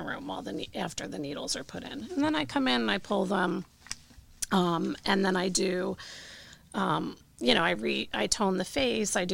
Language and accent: English; New Jersey, United States; I grew up here in New Jersey.